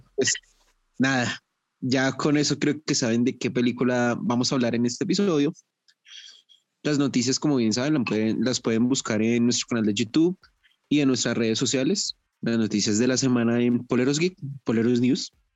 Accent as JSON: {"language": "Spanish", "region": "Bogotá", "country": "Colombia", "said": "yo soy de Bogotá"}